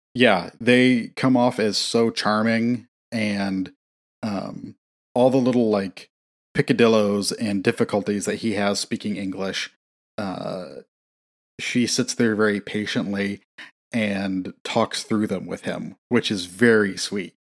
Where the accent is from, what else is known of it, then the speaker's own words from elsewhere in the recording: Midwest, United States; being from the Midwest